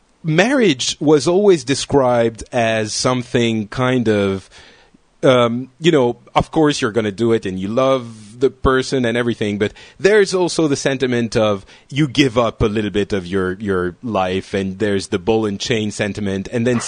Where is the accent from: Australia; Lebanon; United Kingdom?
Lebanon; born there; Although, you know, I was born in Lebanon, so I should probably know at least that.